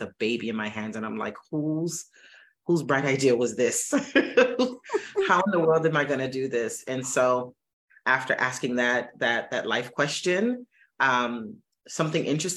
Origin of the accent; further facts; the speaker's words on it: Miami, Florida, United States; I'm from Miami, born and raised